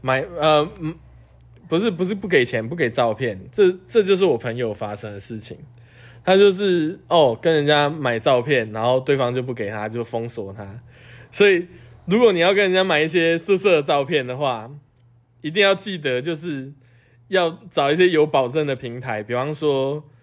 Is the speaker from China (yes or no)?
no; Taiwan; 我是台湾人嘛